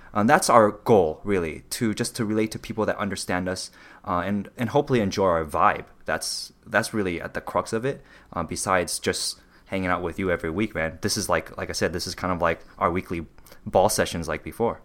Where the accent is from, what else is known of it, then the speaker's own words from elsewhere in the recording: Los Angeles, California, United States; me being Taiwanese, growing up in very different communities